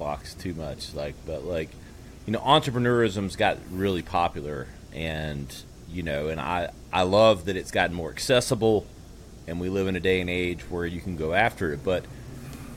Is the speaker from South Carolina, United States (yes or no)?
yes; upstate South Carolina, United States; also born or lived in Manhattan, New York; Born and raised in South Carolina in the upstate here. I'm in Greenville now.